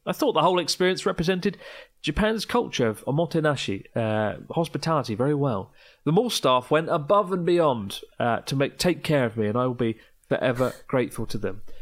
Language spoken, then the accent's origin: English; Kent, South East England, United Kingdom; I'm from Kent